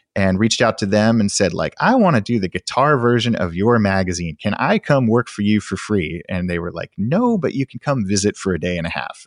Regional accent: outside of Sacramento, Northern California, United States; I grew up in Northern California in, uh, outside of Sacramento

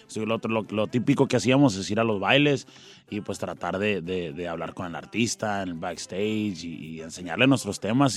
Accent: Tucson, Arizona, United States; born or raised there; also born or lived in Nogales, Sonora, Mexico

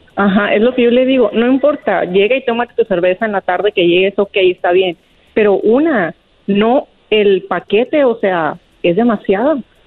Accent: Sonora, Mexico; moved away; soy de Sonora

